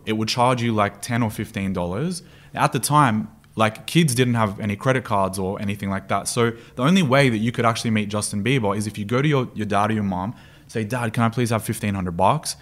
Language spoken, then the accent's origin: English; Sydney, New South Wales, Australia; moved away as an adult; also born or lived in Stanmore; now in Dubai, United Arab Emirates; Born and raised in Sydney